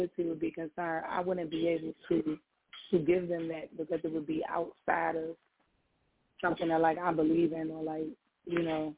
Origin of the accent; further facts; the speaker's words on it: Chicago, Illinois, United States; accent: mixture of South Side of Chicago and DMV; also born or lived in DMV; I'm from Chicago. But my second home is the DMV, so I kind of have, like, a mixture